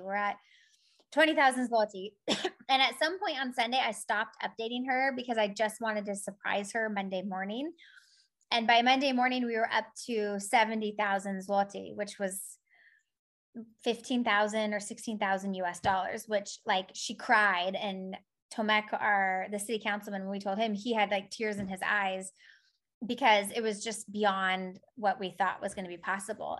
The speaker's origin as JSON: {"language": "English", "region": "California", "country": "United States", "moved": "yes", "lives_now": "Poland", "said": "I'm from California"}